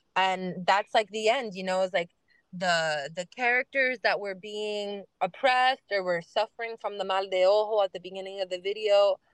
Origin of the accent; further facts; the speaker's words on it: Miami, Florida, United States; I'm born and raised in Miami, Miami girl, Westchester girl